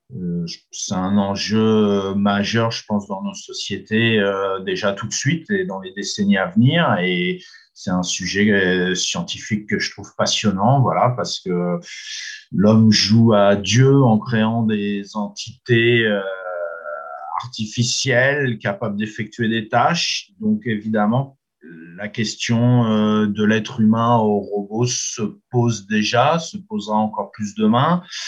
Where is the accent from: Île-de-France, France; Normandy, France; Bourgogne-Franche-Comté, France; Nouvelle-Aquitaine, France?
Normandy, France; chez nous en Normandie